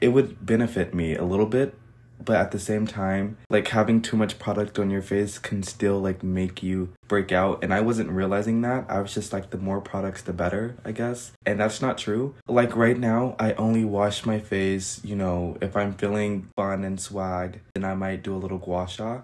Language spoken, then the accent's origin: English; United States